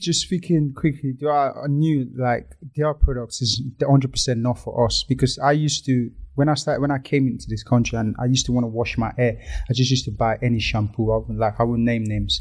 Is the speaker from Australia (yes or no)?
no; Lagos, Nigeria; moved away; we grew up in Lagos